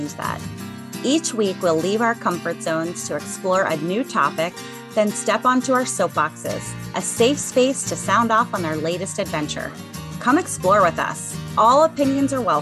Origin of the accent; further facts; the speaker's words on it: Cincinnati, Ohio, United States; my hometown of Cincinnati, Cincinnati, Ohio